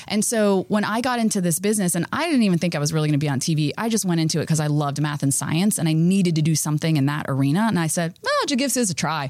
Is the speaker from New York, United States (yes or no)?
no; Florida, United States; I grew up in Florida